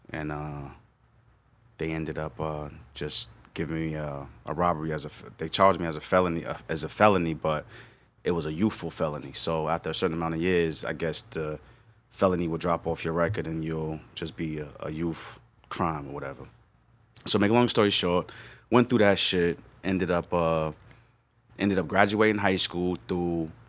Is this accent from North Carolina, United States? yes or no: no; New York City, New York, United States; also born or lived in White Plains, New York; I was born in White Plains, New York. Okay. And um, I moved to the Bronx when I was probably in sixth grade, and um, I've stayed there ever since.